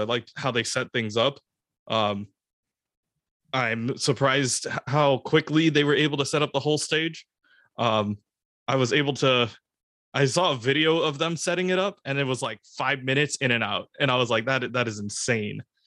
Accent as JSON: {"language": "English", "area": "the Bay Area", "region": "California", "country": "United States", "said": "I'm from the Bay"}